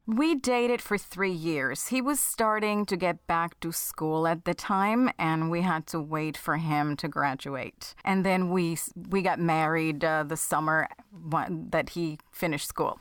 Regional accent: Puerto Rico; now in New Jersey, United States; I am from Puerto Rico, so it's not like I had much family, um, in the mainland

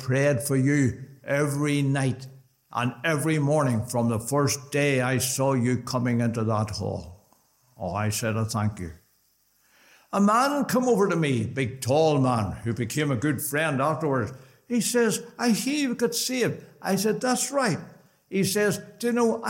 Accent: Belfast, Northern Ireland, United Kingdom; also born or lived in Dromore / Portadown; We lived in, I was born in Dromore, Portadown for 5 years and into Belfast

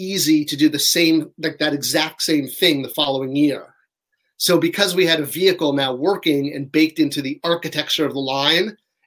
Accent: Orange County, California, United States; moved away as an adult; now in North Carolina, United States; I grew up in Orange County

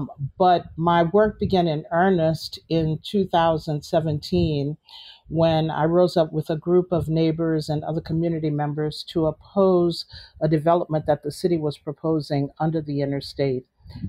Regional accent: New Orleans, Louisiana, United States; I was born and raised in New Orleans. My family moved to Tremaine from uptown New Orleans when I was a year old. So I've spent most of my life here.

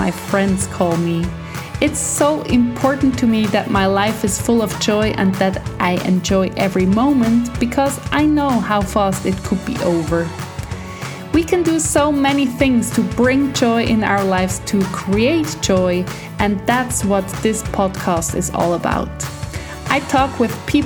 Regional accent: Switzerland; from joyismycompass.com from Switzerland.

